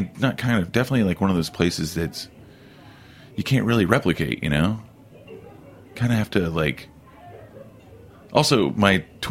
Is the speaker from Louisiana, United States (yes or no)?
no; Oklahoma, United States; now in Denver, United States; I grew up in Oklahoma, and living in Oklahoma City, I used to go to Denver for a bike rally every summer, and I fell in love with Denver.